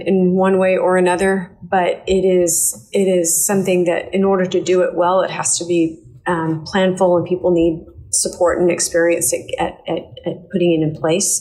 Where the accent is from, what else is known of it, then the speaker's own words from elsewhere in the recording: Tulsa, Oklahoma, United States; moved away as an adult; also born or lived in Texas / Florida / Washington, D.C.; It's my hometown